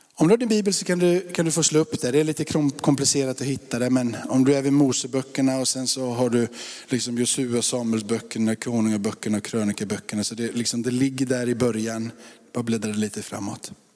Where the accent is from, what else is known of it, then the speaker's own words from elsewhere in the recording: Sweden; Jag är uppvuxen i Sverige